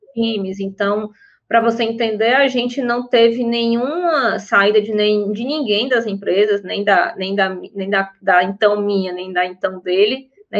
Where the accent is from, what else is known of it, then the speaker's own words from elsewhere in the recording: Fortaleza, Ceará, Brazil; sou de Fortaleza